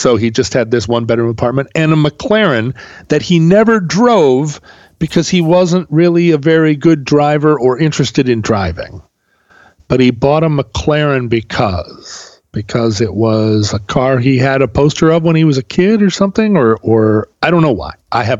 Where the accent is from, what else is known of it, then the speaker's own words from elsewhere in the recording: Pacific Northwest, United States; accent: Pacific Northwest American English; I will now make a case for the fact that Pacific Northwest American English is the accentless, the most accentless, or accent of all spo